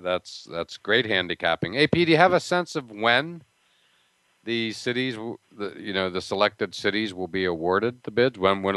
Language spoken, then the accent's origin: English; near Pittsburgh, Pennsylvania, United States; moved away; I grew up near Pittsburgh